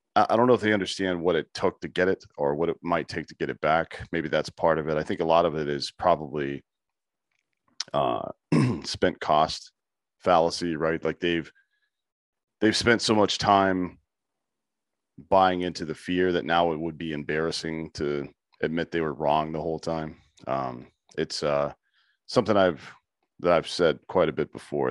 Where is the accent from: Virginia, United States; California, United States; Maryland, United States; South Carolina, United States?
South Carolina, United States; I'm from the South too. I'm from South Carolina